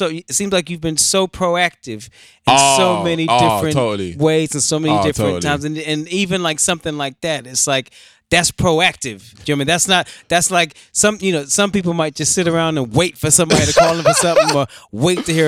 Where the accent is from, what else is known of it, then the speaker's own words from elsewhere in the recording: United States; I'm an American